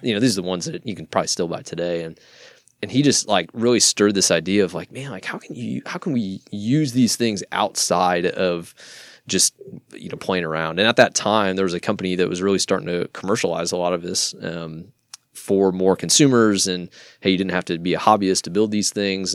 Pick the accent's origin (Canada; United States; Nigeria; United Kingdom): United States; Iowa; moved away as an adult; now in Dallas, United States; born and raised in Iowa, uh, moved down to Dallas, uh, about ten years ago